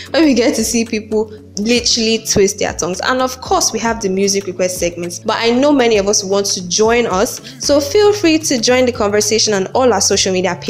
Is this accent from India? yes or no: no; Nigeria; as Nigerian students